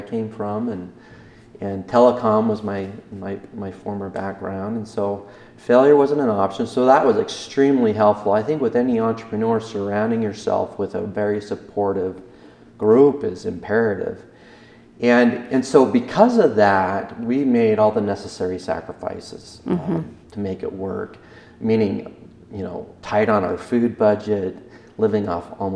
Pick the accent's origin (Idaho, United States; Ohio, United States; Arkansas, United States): Idaho, United States; Downey; also born or lived in Salt Lake City, Utah; And I'm from Eastern Idaho. I was born in Downey.